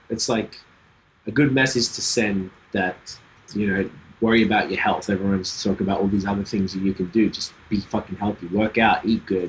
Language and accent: English; Australia; moved away as an adult; I'm from Australia.